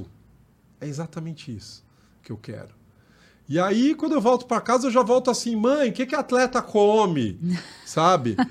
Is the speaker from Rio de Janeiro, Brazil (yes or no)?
no; São Paulo, Brazil; Eu venho do Jardim Mira, é, extremo sul da capital